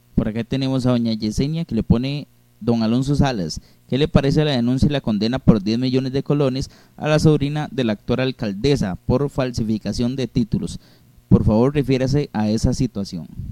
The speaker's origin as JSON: {"language": "Spanish", "country": "Costa Rica", "said": "tenemos como costarricenses"}